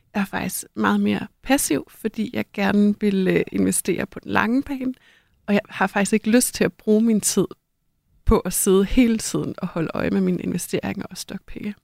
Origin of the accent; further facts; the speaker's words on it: North Jutland, North Denmark Region, Denmark; i Nordjylland, hvor jeg er vokset op